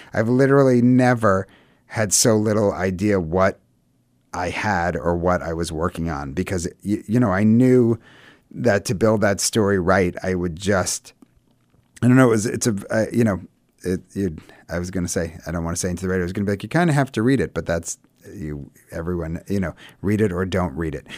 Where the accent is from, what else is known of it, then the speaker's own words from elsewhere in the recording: United States; we're super American, but we were raised very religious